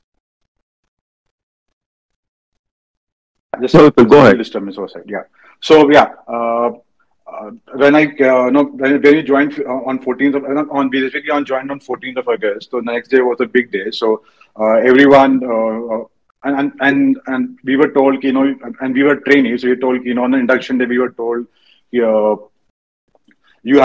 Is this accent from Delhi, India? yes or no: no; Bareilly, Uttar Pradesh, India; moved away as an adult; now in Mumbai, India; I was born in Bareilly. I did my schooling in Bareilly. Even I did my engineering in Bareilly.